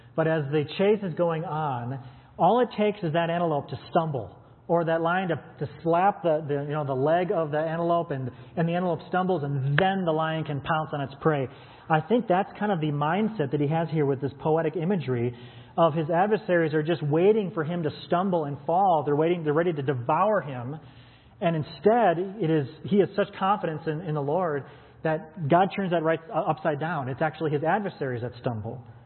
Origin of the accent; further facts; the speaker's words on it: United States; we as American Western Christians